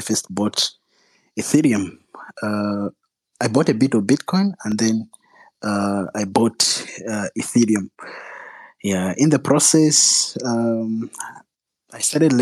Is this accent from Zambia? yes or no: yes; Zambia; also born or lived in Russia; I was born and raised in Zambia